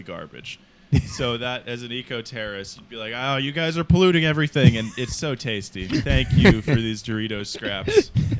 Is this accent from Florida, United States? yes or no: no; Indiana, United States; I'm from Indiana, so I've been mad at deer for my entire 25 years on this earth